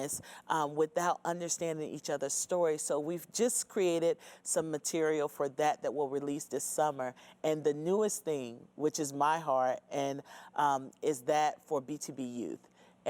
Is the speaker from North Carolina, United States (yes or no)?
yes; North Carolina, United States; growing up in North Carolina, I grew up in suburbia.